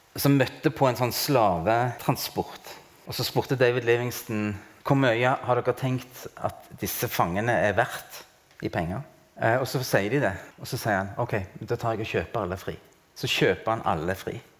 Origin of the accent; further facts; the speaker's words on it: Norway; jeg er norsk og har hatt norsk pass